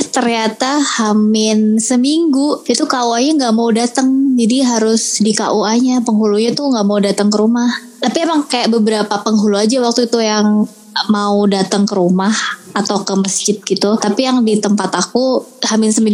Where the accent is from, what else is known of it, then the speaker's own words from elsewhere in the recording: Malang, East Java, Indonesia; now in Jakarta, Indonesia; Aku aku aku tuh aslinya orang Malang. Mm-hmm. Cuman sekarang lagi stay di Jakarta karena ikut mm-hmm. suami